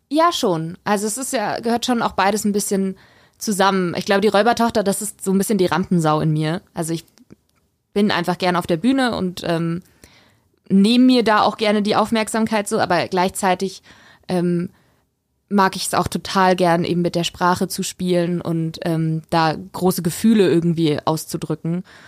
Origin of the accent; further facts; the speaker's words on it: Weiden in der Oberpfalz, Bavaria, Germany; moved away as an adult; also born or lived in Störnstein; now in Regensburg, Germany; ich bin ja in Rotenstadt aufgewachsen